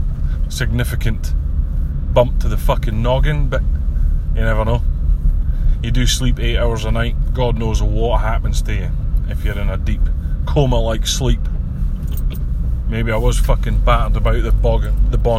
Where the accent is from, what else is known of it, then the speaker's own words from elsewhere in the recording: Scotland, United Kingdom; I am also Scottish